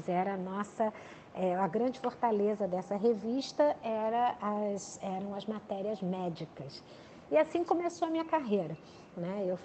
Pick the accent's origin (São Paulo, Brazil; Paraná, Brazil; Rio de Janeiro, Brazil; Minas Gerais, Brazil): Rio de Janeiro, Brazil; sou carioca, nasci no Rio de Janeiro, é, pai militar, mãe é, executiva, né?